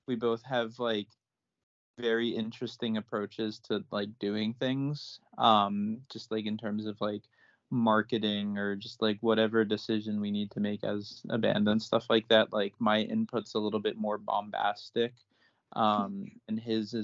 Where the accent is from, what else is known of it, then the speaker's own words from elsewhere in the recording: New Jersey, United States; I'm from New Jersey